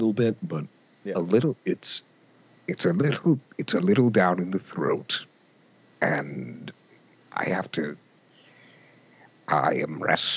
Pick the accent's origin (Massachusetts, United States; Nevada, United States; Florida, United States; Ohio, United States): Massachusetts, United States; Western; I'm from Western Massachusetts